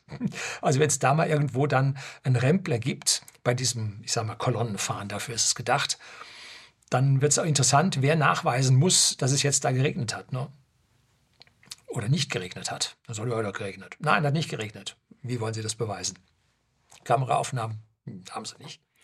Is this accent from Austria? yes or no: no; Germany; bei uns in Deutschland